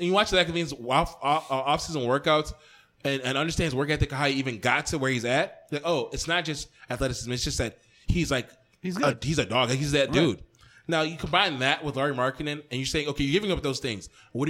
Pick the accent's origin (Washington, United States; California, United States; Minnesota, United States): Minnesota, United States; as a Minnesotan